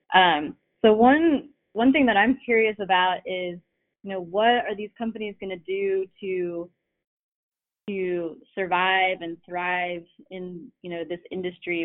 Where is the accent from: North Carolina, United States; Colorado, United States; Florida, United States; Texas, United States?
Florida, United States; Fort Pierce; moved away; my hometown of Fort Pierce, Florida